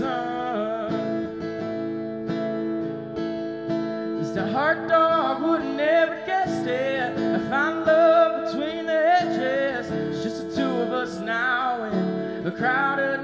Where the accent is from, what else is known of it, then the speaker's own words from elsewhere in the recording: Toccoa, Georgia, United States; I'm from Toccoa. Georgia